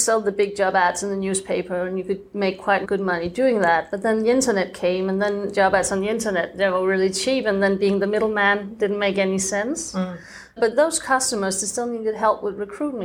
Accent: Denmark; moved away as an adult; also born or lived in France; I'm from Denmark, and I think my growing up was pretty normal.

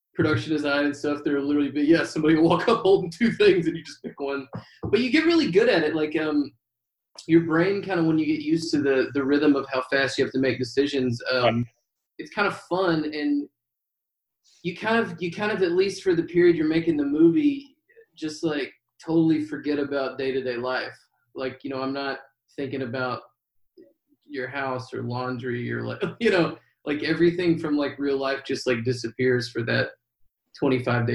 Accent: Hot Springs, Arkansas, United States; that was in Hot Springs, my hometown, and Bill's

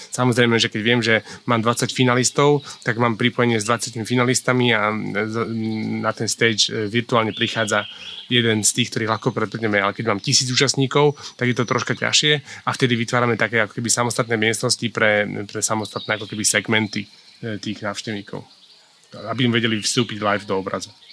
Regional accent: Bratislava, Bratislava Region, Slovakia; also born or lived in Smolnícka Huta; narodil som sa v Bratislave

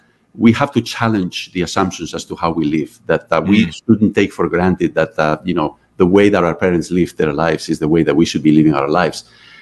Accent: Canada; How do I fit here? I'm a Canadian.

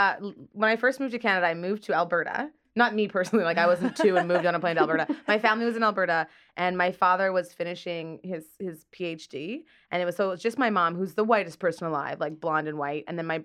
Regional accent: Nigeria; I'm like, I'm from Nigeria.

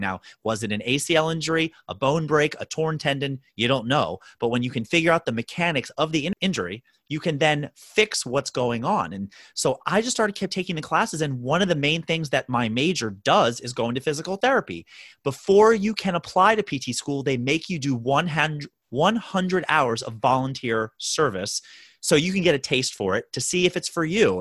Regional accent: Baltimore, Maryland, United States; moved away as an adult; now in New York City, United States; born and raised in Baltimore, Maryland, did all my schooling there

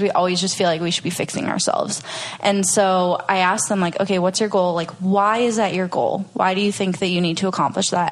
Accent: Minnesota, United States; moved away as an adult; also born or lived in Venice Beach, California; now in Austin, United States; I'm originally from Minnesota

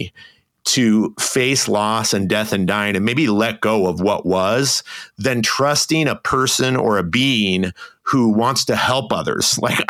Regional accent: United States; I'm a white male growing up in the United States

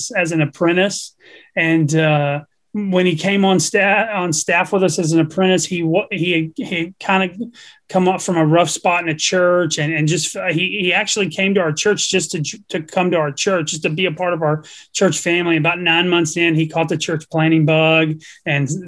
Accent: Texas, United States; I'm a redneck from Texas that doesn't speak one word of Spanish

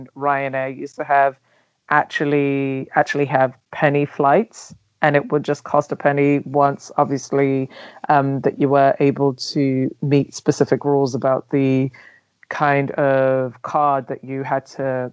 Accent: London, United Kingdom; English is a second language; also born or lived in Nigeria; I am originally from Nigeria, but I grew up in London

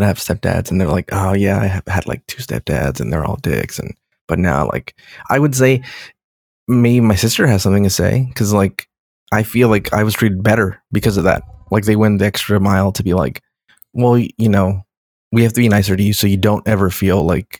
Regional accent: California, United States; I always think of me as Californian. I'm right. Californian.

